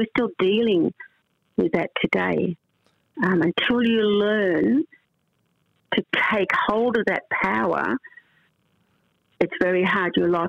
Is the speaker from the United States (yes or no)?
no; Australia; it wasn't probably until I was at 35 that I even saw myself as an Australian, like part of Australia's society